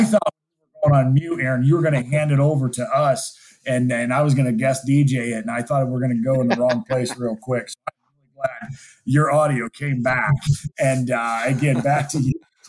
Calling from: Montana, United States; I'm dialing in from Montana

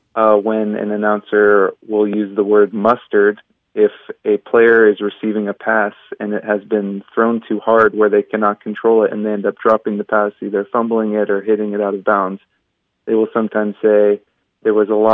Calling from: San Diego, California, United States; I'm from San Diego, California.

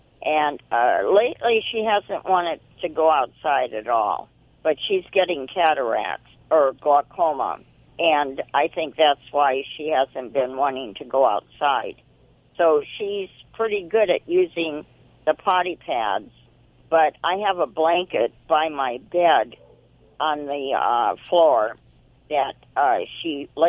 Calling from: Azusa, California, United States; From Azusa, California.

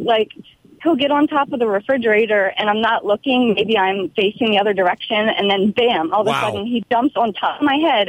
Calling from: Los Angeles, California, United States; Los Angeles.

